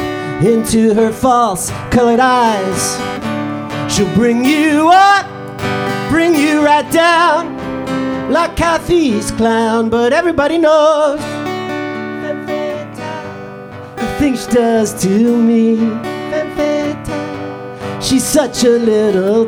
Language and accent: English; New York City, New York, United States; moved away as an adult; now in Edinburgh, United Kingdom; I'm from New York City, but I've moved to Edinburgh. I live here now for a year.